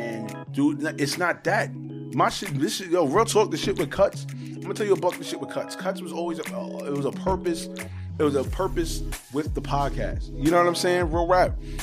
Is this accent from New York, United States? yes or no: yes; New York City, New York, United States; also born or lived in Harlem, New York / Laurelton, Queens, New York; I'm from Harlem. I'm from fucking Laurelton, Queens, New York.